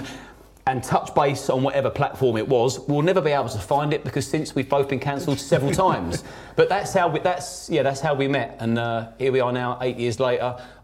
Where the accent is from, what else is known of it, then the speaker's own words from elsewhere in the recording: Crawley, South East England, United Kingdom; also born or lived in East Grinstead; Grew up in Crawley. So Crawley, which is a London overspill, West Sussex, not too far from Gatwick.